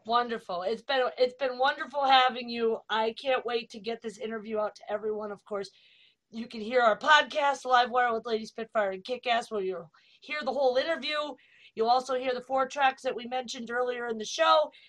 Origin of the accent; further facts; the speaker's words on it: Italy; moved away; my home country italy